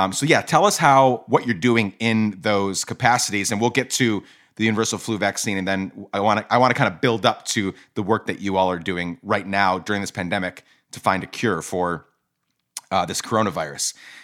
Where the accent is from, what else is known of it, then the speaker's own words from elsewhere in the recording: Guatemala; I grew up in Guatemala and my dad is Guatemalan.